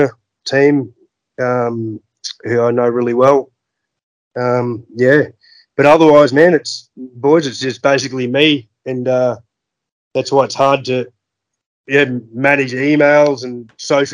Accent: Gordonvale, Queensland, Australia; also born or lived in Darwin; I grew up in Gordonville. I was actually born in Darwin.

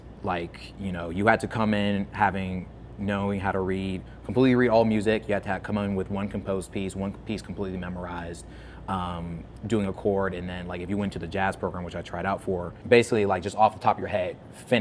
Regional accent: New Orleans, Louisiana, United States; So originally, I'm from New Orleans, Louisiana.

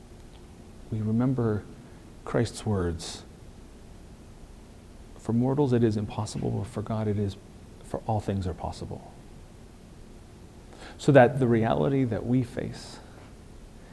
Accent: United States; He knows we're American.

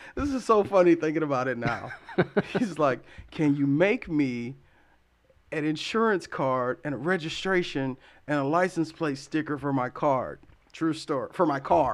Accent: Columbus, Ohio, United States; also born or lived in Las Vegas, Nevada; now in Lansing, United States; my mom and I moved to Columbus, Ohio when I was about seven or eight. And I spent the majority of my life there.

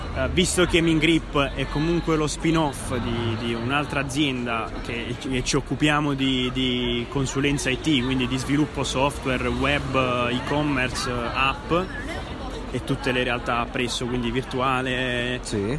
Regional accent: Bari, Apulia, Italy; now in Naples, Italy; Io non sono napoletano, sono barese, sono pugliese, però ormai quasi un napoletano completo

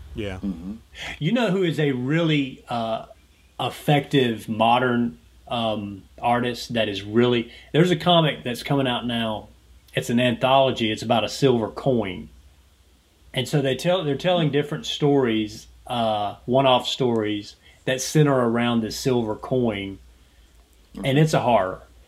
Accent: Georgia, United States; someone who has grown up in Georgia, lives in Georgia, I'm a Southerner, I, this is my home

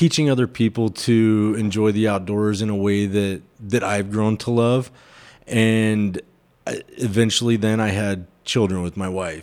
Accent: Phoenix, Arizona, United States; I was born and raised in Phoenix, Arizona

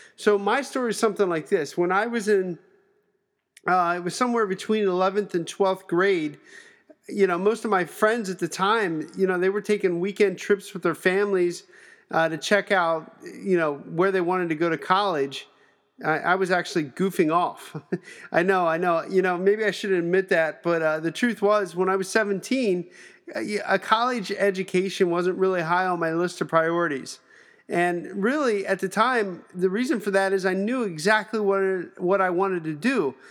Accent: Pennsylvania, United States; I'm from Pennsylvania

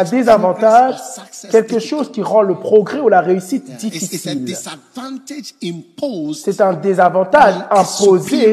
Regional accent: Ghana; J'ai grandi au Ghana, je n'ai jamais été à l'école à l'étranger

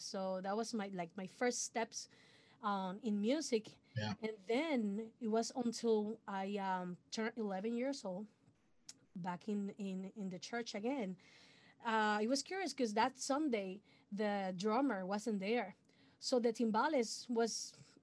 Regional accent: Puerto Rico; first language Spanish; English is a second language; I'm original from Puerto Rico. So my first language is Spanish. I'm born in a musical family

